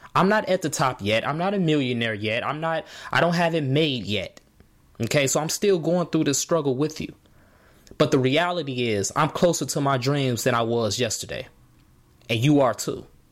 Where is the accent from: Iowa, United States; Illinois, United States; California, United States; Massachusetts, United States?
Illinois, United States; Markham; in Chicago where I grew up in Markham.